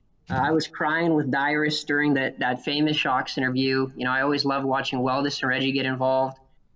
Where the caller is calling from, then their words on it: College Station, Texas, United States; also born or lived in Utah; Texas. Sorry, I just moved. I'm so used to being in Utah. I've only been here a few weeks, but I'm in Texas.